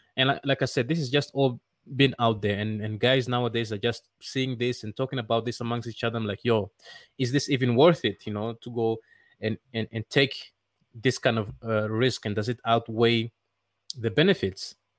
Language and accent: English; Netherlands; moved away as an adult; now in Rwanda; I grew up in the Netherlands